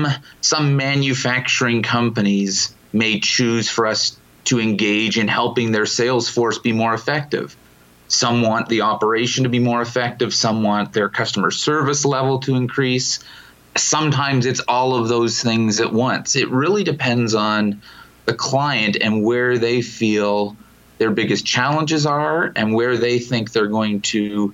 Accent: Ontario, Canada; We do, yeah. I'm from Toronto.

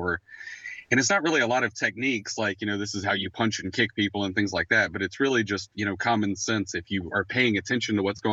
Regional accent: Warner Robins, Georgia, United States; we're both from the Macon area. I'm from Warner Robins, Georgia.

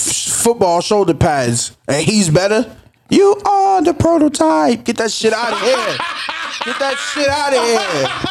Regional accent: East Coast, United States; I am from the East Coast.

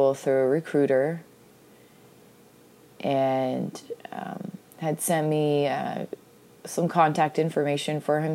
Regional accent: Seattle, Washington, United States; I'm from Seattle, so that matters to my Seattle pride and my blood.

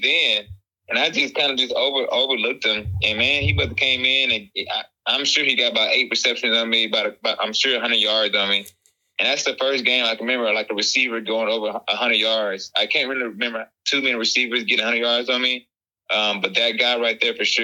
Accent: Texas, United States; also born or lived in Mississippi; track was the first sport I participated in when I moved to Texas from Mississippi.

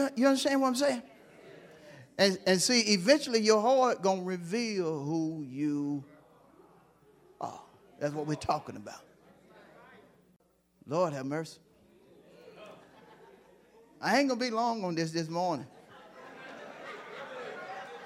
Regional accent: Hewlett, United States; I'm from Hewlett

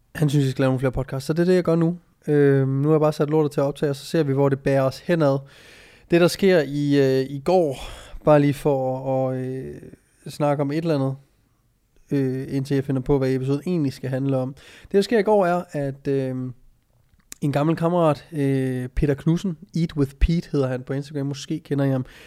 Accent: Jutland, Denmark; moved away; also born or lived in Copenhagen; Vi er fra Jylland

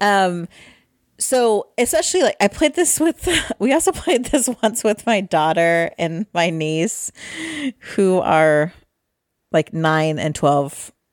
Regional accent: Midwest, United States; we're from the Midwest.

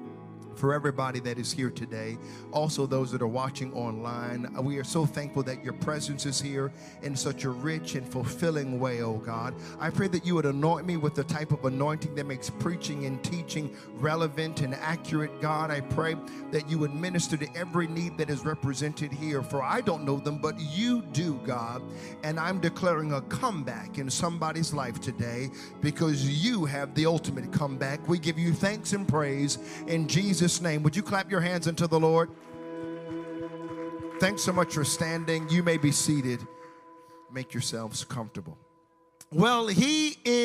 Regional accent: United States; now in Canada; I'm from the States

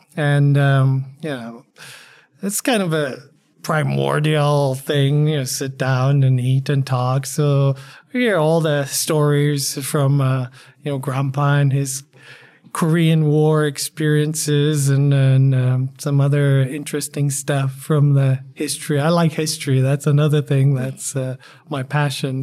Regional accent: Poland; now in El Paso, United States; I'm a, a Polamex, as I call myself. Uh, and I'm Polish

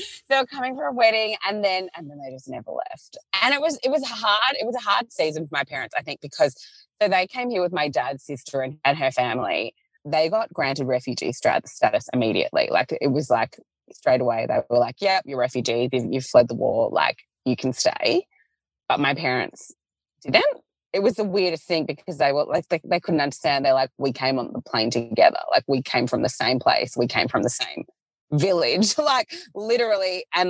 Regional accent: Melbourne, Victoria, Australia; growing up in Melbourne, you are a little bit spoiled with the multiculturalism of like, it's not even just like the people in the schools. It's like the fact that in any suburb, you can literally get like any cuisine, like the food element.

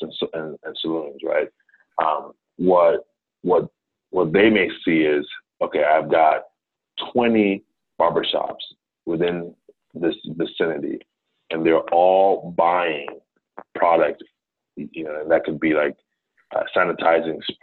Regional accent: Ghana; also born or lived in New Jersey, United States; now in United States; I'm originally from Ghana, from West Africa. I was born in New Jersey, but family moved back to Ghana when I was quite young.

